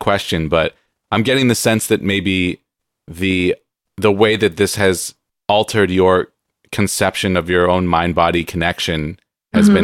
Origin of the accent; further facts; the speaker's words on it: San Diego, California, United States; I grew up in San Diego, so we went to Disneyland all the time